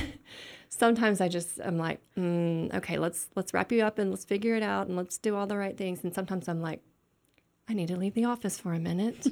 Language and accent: English; West Tennessee, United States; moved away; also born or lived in Little Rock, Arkansas; I s, grew up in Tennessee